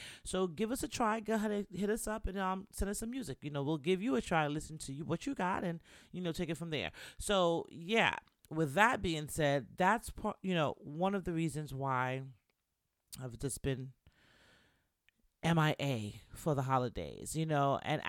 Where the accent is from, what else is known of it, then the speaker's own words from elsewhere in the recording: Bronx, New York, United States; you should know by now that I'm Jamaican. If you didn't know, if you're new to the show, welcome to She Can Talk. … I'm Jamaican from the Bronx